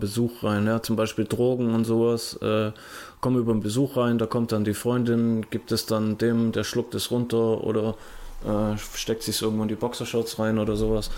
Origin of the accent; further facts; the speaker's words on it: Germany; bei uns in Deutschland